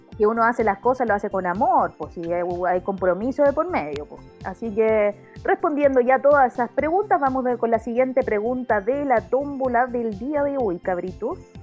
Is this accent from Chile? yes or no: yes; Chile; como buena chilena